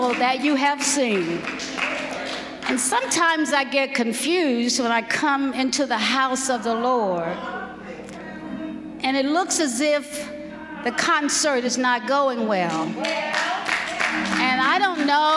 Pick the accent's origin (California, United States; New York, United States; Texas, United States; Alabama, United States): Alabama, United States; I'm from Alabama